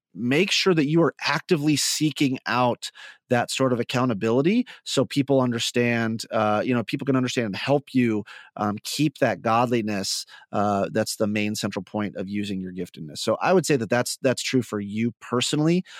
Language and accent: English; Midwest, United States; accent: Midwest; my Midwest just came out there a little bit.